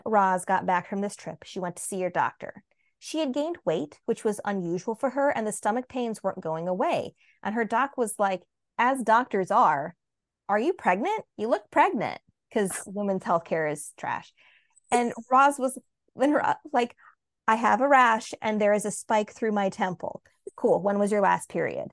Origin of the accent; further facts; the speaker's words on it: United States; as an American